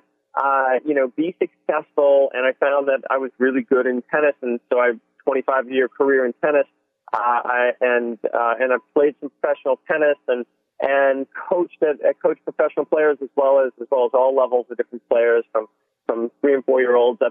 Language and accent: English; Boston, Massachusetts, United States; I grew up in the Northeast and in the Boston area